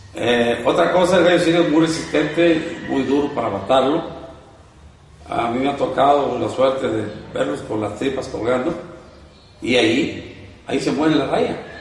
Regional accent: Jaripo, Michoacán, Mexico; soy de un pueblo pequeño, eh, se llama Jaripo. ¿Jaripo? Perteneciente a Jiquipo, Michoacán. Michoacano, mucho orgulloso.

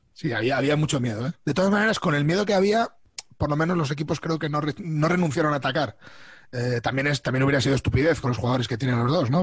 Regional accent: Albacete, Castilla-La Mancha, Spain; now in Madrid, Spain; Yo he vivido siempre en Albacete, salvo cuando me vine a vivir a, Madrid. Eh, o sea que yo eh, soy raised in Albacete

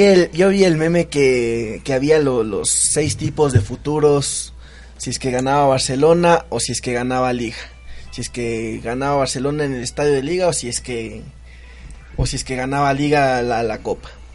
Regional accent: Quito, Pichincha, Ecuador; los quiteños

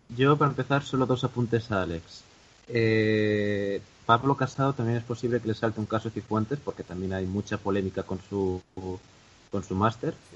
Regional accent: Galicia, Spain; yo soy gallego

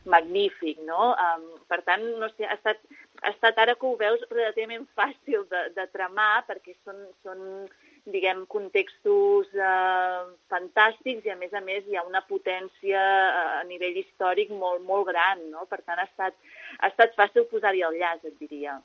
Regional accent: Calella, Catalonia, Spain; moved away as an adult; now in Valls d'Àneu, Spain; Jo mateixa que sóc de Calella de, de, del Maresme

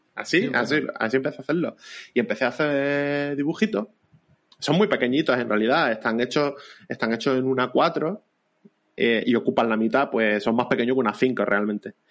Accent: Vélez-Málaga, Andalusia, Spain; yo soy de Vélez, Málaga, ¿vale? En provincia de Málaga

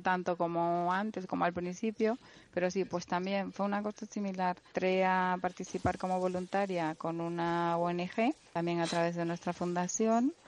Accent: La Palma, Canary Islands, Spain; accent: Canarian; moved away as an adult; allí he nacido, crecido y tengo pues mis amigos de toda

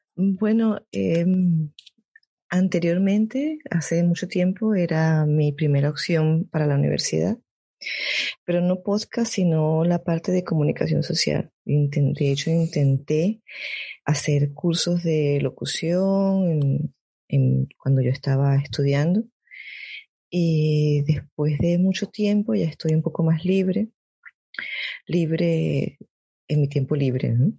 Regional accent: Caracas, Capital District, Venezuela; moved away as an adult; also born or lived in North Rhine-Westphalia, Germany; now in Germany; yo soy de Caracas, Venezuela, del centro de la capital

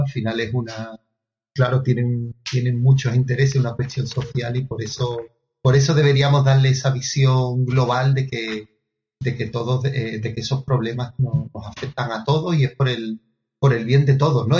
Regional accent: Andalusia, Spain; fue la primera vez que salí no solo de España, sino de mi, de mi comunidad autónoma de Andalucía

